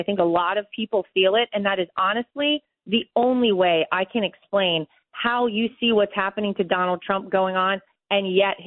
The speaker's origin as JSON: {"language": "English", "region": "North Carolina", "country": "United States", "tie": "born or raised there", "moved": "yes", "said": "I grew up in North Carolina"}